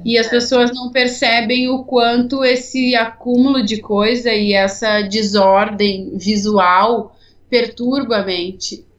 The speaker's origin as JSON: {"language": "Portuguese", "town": "Porto Alegre", "region": "Rio Grande do Sul", "country": "Brazil", "said": "eu sou de Porto Alegre"}